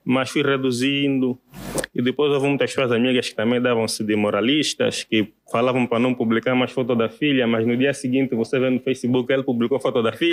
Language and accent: Portuguese; Benguela, Angola; moved away as an adult; now in Luanda, Angola; eu sou de Benguela